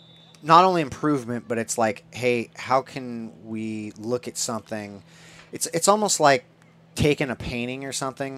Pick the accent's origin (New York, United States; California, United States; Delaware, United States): California, United States; growing up in Orange County in the 80s when punk rock was alive and well.